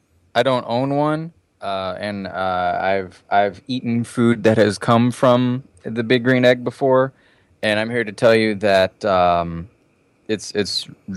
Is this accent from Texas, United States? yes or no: yes; Texas, United States; Yeah, that just means like I'm from Texas.